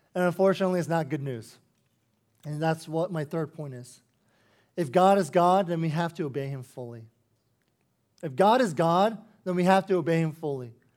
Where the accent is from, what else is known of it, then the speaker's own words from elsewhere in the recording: United States; as an American, But with a Korean heritage